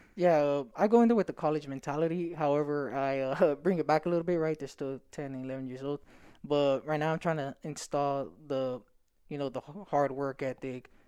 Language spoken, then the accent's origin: English; Stockton, California, United States; I come from Stockton and we don't really have a lot